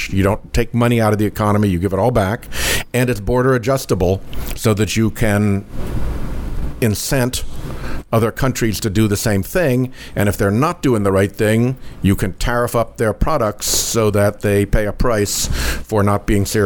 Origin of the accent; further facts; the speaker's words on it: United States; I'm a romantic about America. I am an American exceptionalist. I think that there is something special about this country